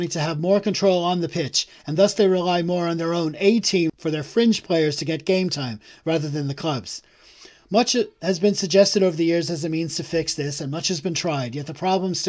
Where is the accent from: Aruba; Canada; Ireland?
Ireland; As an Irish fan